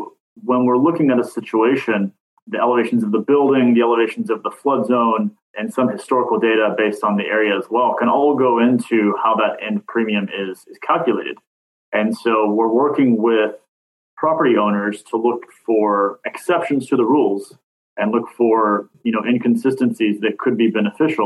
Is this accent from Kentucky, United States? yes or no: yes; Kentucky, United States; moved away; I'm originally from Kentucky, moved south to warmer weathers